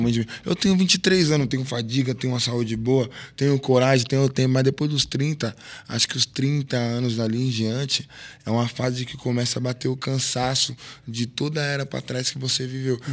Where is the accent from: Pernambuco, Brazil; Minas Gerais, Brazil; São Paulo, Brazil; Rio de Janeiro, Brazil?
São Paulo, Brazil; sou do fundão da Zona Leste, sou de Guaraná, sim, porque qualquer lugar que eu chego hoje, todo o respeito que eu tenho, foi porque de lá da onde eu vim, me ensinou a ser assim